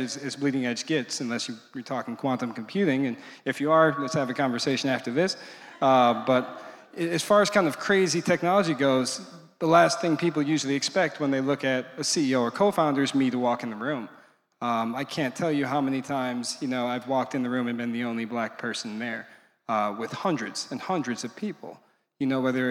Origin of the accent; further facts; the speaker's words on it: Milwaukee, Wisconsin, United States; I'm from Milwaukee, Wisconsin